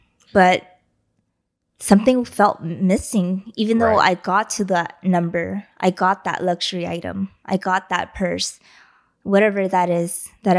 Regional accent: East Los Angeles, California, United States; You and I, we grew up in East LA.

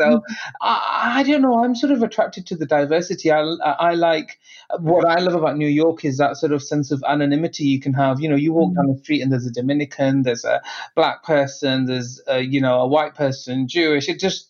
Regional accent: England, United Kingdom; we are British born. We live in England, and no, that's not London.

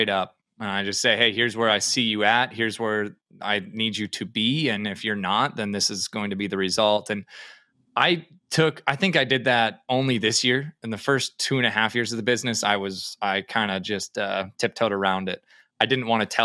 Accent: Minnesota, United States; moved away as an adult; now in Fargo, United States; right now I live in Fargo, North Dakota, but I grew up in Minnesota.

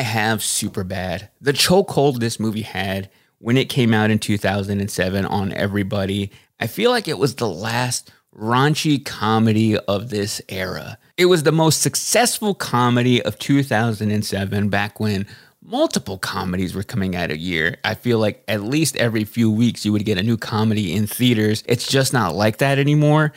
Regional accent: Waxahachie, Texas, United States; also born or lived in Austin, Texas; I knew I wanted to get out of Waxahachie, Texas, my hometown

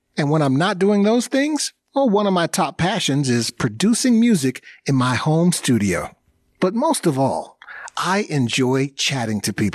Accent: Atlanta, Georgia, United States; moved away as an adult; now in South Africa; I was born in Atlanta, Georgia, and I came to South Africa for 3 weeks and just stayed. That was 28 years ago

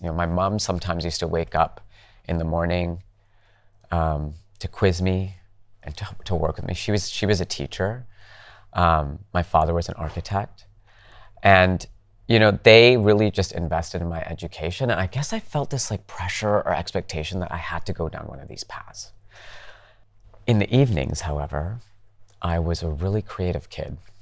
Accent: Calgary, Alberta, Canada; moved away; I grew up in Canada, in Calgary

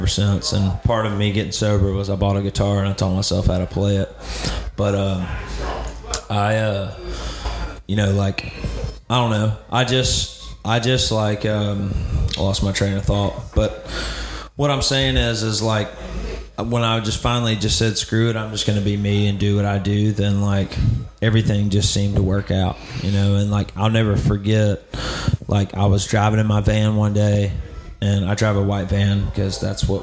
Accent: Alabama, United States; I grew up in Alabama

